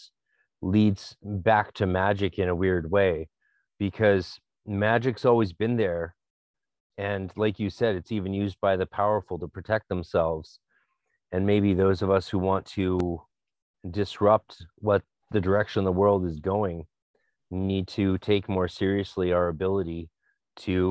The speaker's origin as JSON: {"language": "English", "country": "Canada", "also_born_or_lived": "Vancouver", "said": "being a Canadian"}